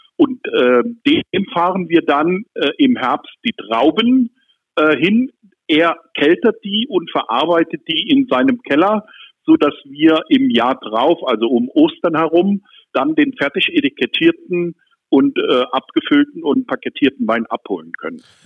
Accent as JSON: {"language": "German", "country": "Germany", "tie": "born or raised there", "moved": "yes", "lives_now": "Neuwied, Germany", "said": "aus meiner Heimat von der Mosel"}